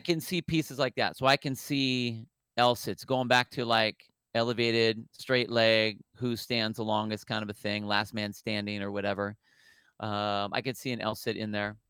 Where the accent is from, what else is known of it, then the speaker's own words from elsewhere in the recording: California, United States; I'm, I'm from the Tel, um, California